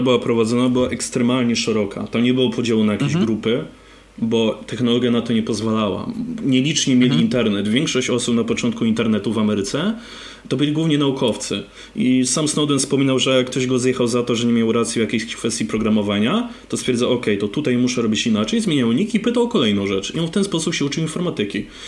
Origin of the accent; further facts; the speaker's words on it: Poland; moved away; ja pochodzę z mniejszego miasta, takie nie wiem, 15 tysięcy ludzi